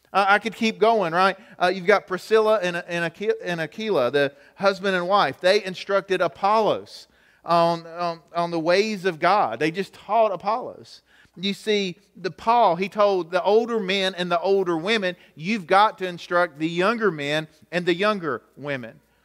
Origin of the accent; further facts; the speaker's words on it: United States; I grew up here in Gaylock, so I think about some of the teachers I had at the high school